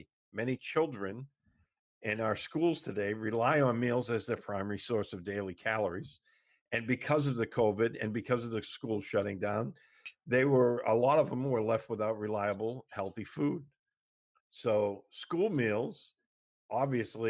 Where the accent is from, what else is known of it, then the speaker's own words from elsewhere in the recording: Massachusetts, United States; my home state of Massachusetts